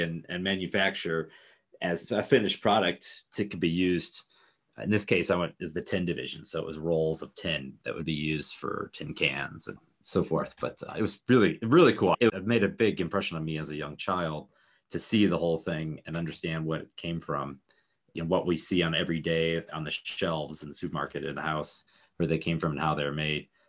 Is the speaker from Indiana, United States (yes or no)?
yes; Northwest Indiana, United States; right there in Northwest Indiana is where I grew up.